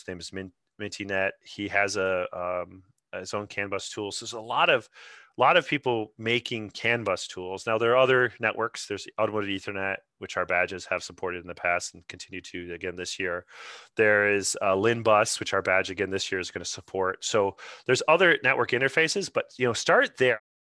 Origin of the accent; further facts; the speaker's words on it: Grand Rapids, Michigan, United States; I'm originally from Grand Rapids myself, so it's my local